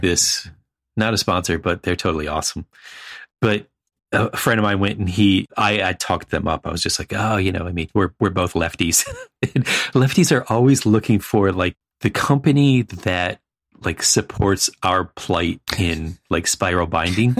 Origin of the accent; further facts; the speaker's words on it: East Coast, United States; growing up on the East Coast and living on the East Coast